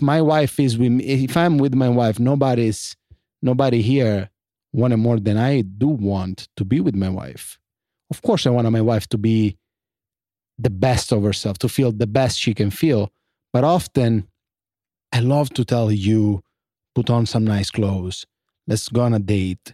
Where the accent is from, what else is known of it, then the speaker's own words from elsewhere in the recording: Italy; moved away; I grew up in Italy